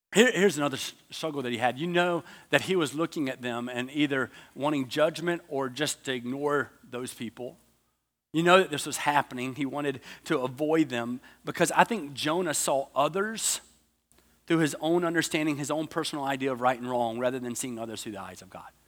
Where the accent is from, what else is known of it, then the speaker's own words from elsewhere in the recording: United States; I'm from America. There's no way you think I'm Australian.